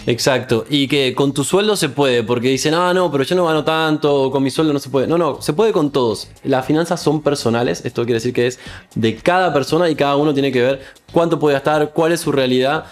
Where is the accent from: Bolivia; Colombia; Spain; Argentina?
Argentina; yo soy argentino